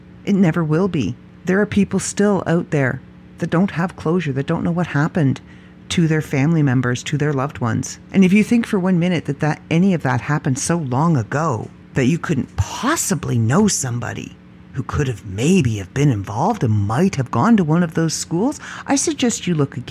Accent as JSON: {"language": "English", "country": "Canada", "said": "I am proud Canadian. I am proud to be Canadian. I am proud of the country I live"}